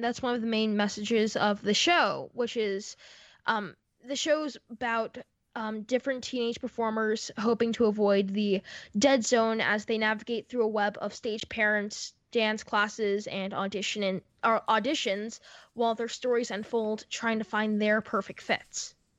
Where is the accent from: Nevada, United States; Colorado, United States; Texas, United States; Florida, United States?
Florida, United States; now in New York, United States; my home in Florida 'cause I grew up in Florida.